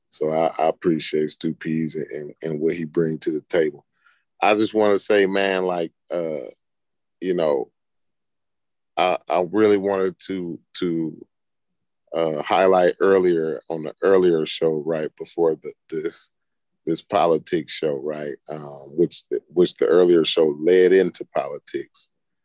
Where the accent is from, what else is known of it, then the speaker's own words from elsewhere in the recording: United States; It's my right, and I'm an American.